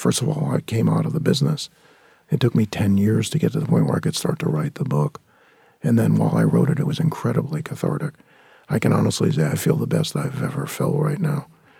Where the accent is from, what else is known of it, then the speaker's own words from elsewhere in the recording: San Fernando Valley, California, United States; that came from a place of growing up in the San Fernando Valley and living in a very, very, what I considered to be substandard lifestyle.